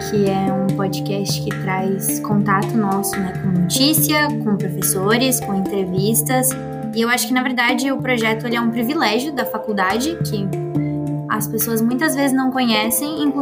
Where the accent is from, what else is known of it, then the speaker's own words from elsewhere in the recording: São Paulo, Brazil; eu faço Victimar agora. Tenho 19 anos, moro sozinha, sou de São Paulo, na verdade.